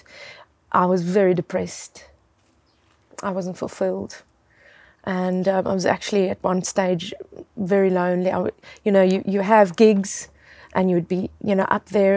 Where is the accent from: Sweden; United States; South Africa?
South Africa; I grew up in South Africa